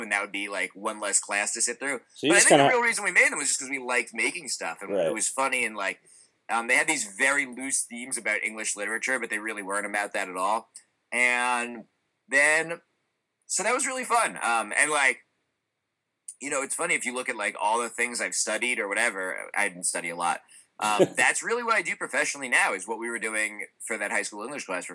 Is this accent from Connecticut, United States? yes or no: no; Cranford, New Jersey, United States; I grew up in New Jersey in a town called Cranford, which was a wonderful place to grow up.